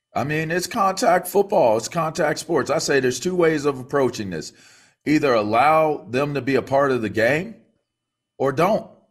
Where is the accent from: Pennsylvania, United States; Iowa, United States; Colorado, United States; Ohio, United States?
Pennsylvania, United States; Pittsburgh; we're Pittsburgh guys. He's, he's from Penn Hills. I'm from North Hills